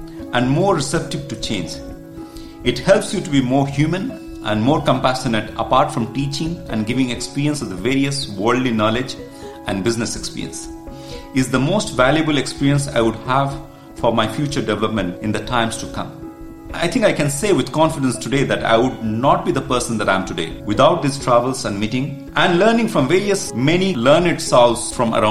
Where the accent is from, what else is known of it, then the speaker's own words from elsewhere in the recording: India; moved away as an adult; also born or lived in Kuwait; my home country of India.